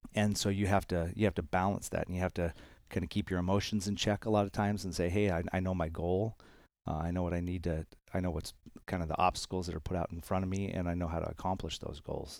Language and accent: English; Arizona, United States; I spent a lot of time, um, growing up in Arizona playing baseball